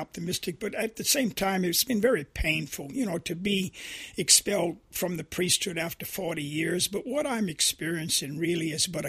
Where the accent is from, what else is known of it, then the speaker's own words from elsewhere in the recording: Louisiana, United States; But John, helping me to see this sin of sexism really was growing up in Louisiana and experiencing, you know, the immorality of racism.